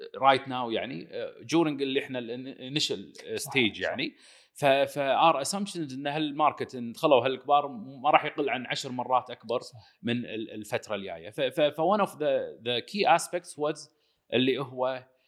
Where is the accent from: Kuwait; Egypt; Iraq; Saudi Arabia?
Kuwait; also born or lived in United States; رجعنا من الكويت من الدراسه